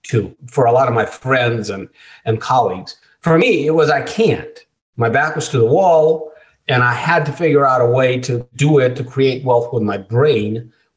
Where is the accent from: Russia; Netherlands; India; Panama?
Russia; moved away; I was born in Russia, and I was a scrawny little Jewish kid in Russia